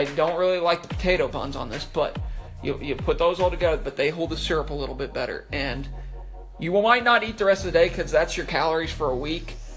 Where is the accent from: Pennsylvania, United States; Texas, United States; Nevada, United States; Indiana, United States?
Indiana, United States; we're from Indiana